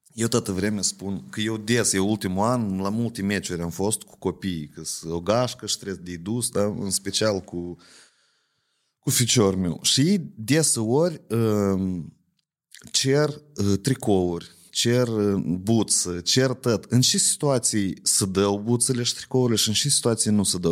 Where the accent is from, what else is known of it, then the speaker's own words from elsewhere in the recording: Ocnița, Ocnița District, Moldova; eu sunt din Ocnița